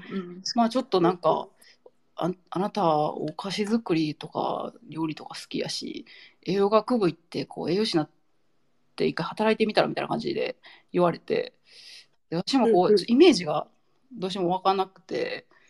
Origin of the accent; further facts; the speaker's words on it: Nara, Japan; also born or lived in Osaka; now in Tamba-Sasayama, Japan; 出身は奈良なんです